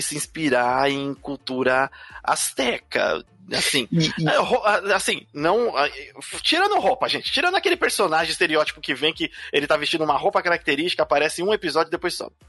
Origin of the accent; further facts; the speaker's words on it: Brazil; a gente, como brasileiros aqui